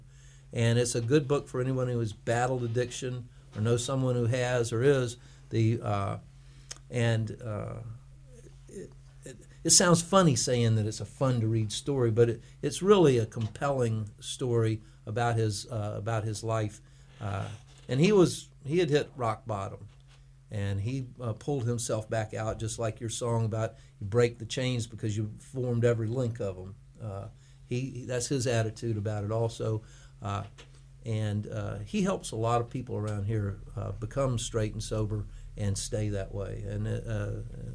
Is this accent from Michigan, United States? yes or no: no; Punta Gorda, Florida, United States; growing up in Punta Gorda, we were in between all of the major places, Miami to Tampa